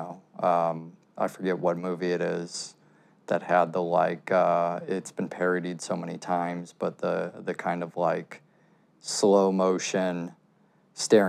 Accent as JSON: {"language": "English", "town": "Chicago", "region": "Illinois", "country": "United States", "tie": "born or raised there", "also_born_or_lived": "Brooklyn, New York", "moved": "yes", "said": "growing up in Chicago"}